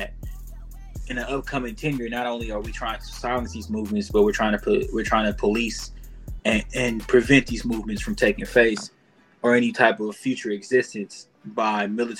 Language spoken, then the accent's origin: English; Kansas City, United States; I'm from Kansas City